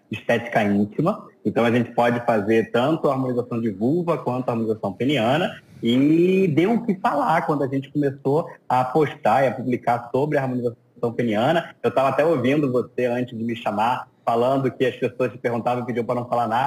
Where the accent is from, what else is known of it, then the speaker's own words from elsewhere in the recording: Rio de Janeiro, Brazil; Sou, sou aqui do Rio de Janeiro.